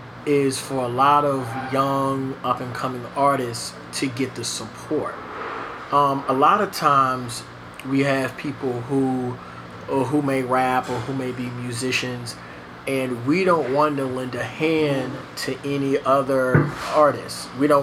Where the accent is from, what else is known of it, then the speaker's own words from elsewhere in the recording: Charlotte, North Carolina, United States; I'm from Charlotte, you know. I'm from Charlotte